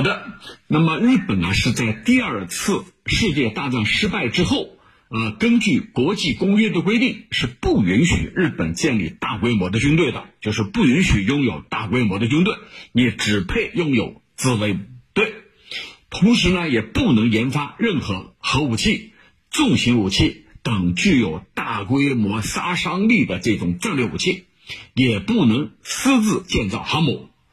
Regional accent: China; 我想我们中国人看得非常清楚

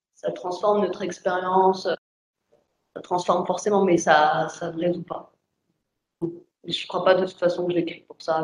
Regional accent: France; j'ai grandi en France

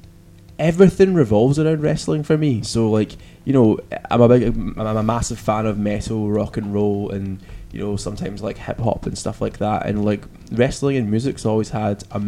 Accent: Glasgow, Scotland, United Kingdom; we're from Glasgow

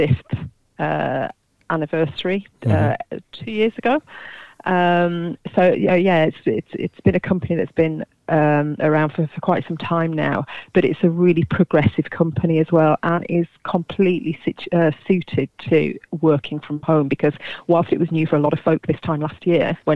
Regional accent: Kendal, North West England, United Kingdom; also born or lived in Leicestershire; now in Brampton, United Kingdom; I was born in Cumbria, in Kendal

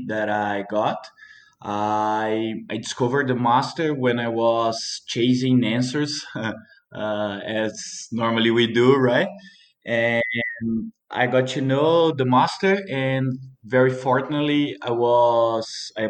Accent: Mantiqueira de Minas, Minas Gerais, Brazil; I was born and raised here in Mantiqueira de Minas, Brazil

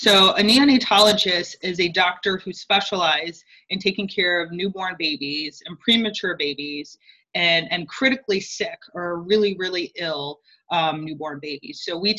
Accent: Georgia, United States; moved away as an adult; also born or lived in New Orleans / Nashville / St. Louis; I grew up in Georgia, and then went to New Orleans for undergrad, and I am a Katrina survivor.

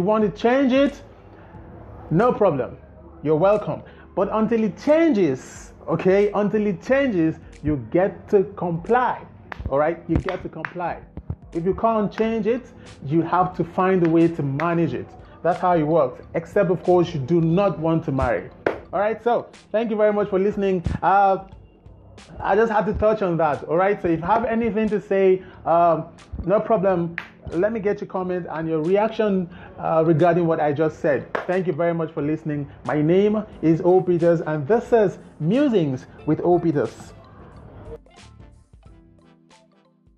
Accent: Nigeria; as a Nigerian

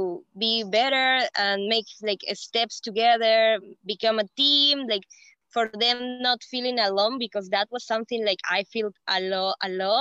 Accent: Peru; English is a second language; I am from Peru.

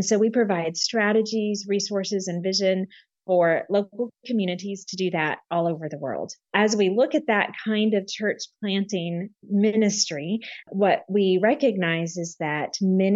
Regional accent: San Marcos, Texas, United States; moved away as an adult; also born or lived in Germany / France / West Africa; So I grew up in Texas. I was born and raised most of my life in Texas, and actually right near Austin in a little town called San Marcos

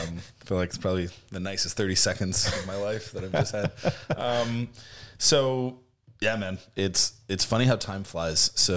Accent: Oakland, California, United States; I grew up in Oakland, California, graduated high school in 2002.

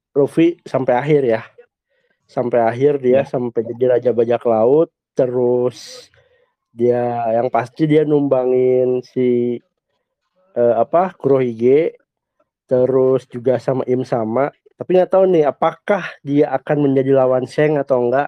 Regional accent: Bandung, West Java, Indonesia; Ya, halo Gan. Saya dari Bandung.

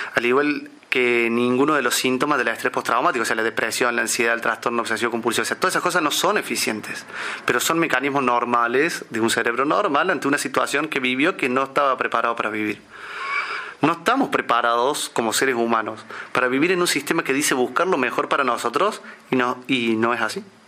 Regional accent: Córdoba, Argentina; Nací en Córdoba Capital en el año 1987

